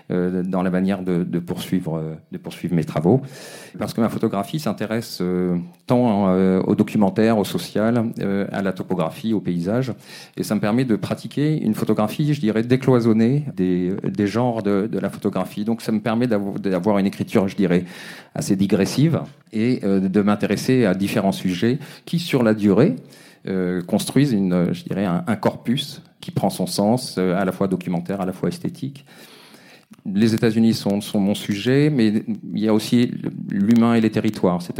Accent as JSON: {"language": "French", "region": "Brittany", "country": "France", "also_born_or_lived": "Africa", "lives_now": "Paris, France", "said": "de Bretagne. je suis né en Afrique et je vis à Paris depuis une vingtaine d'années, 25 ans."}